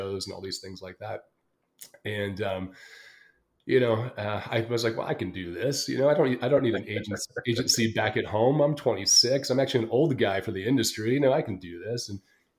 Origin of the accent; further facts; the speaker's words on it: Los Angeles, California, United States; moved away as an adult; also born or lived in London; I was born and raised in Los Angeles, California